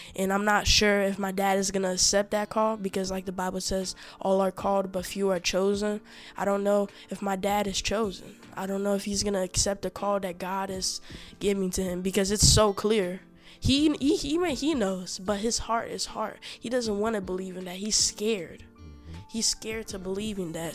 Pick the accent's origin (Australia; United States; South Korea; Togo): Togo; We are from Africa, West Africa, Togo